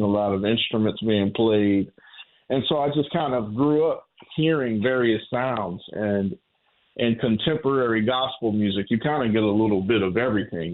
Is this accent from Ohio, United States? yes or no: yes; Warren, Ohio, United States; the Pentecostal church that I grew up in in Warren, Ohio